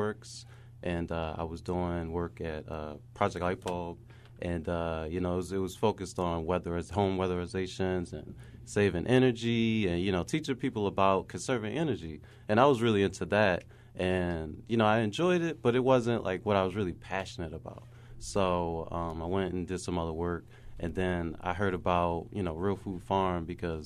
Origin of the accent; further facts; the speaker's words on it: Baltimore, Maryland, United States; growing up in Baltimore